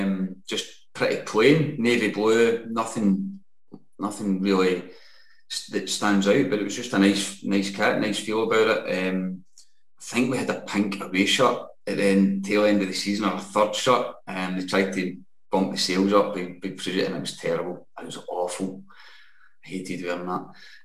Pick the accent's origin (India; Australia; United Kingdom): United Kingdom; Scotland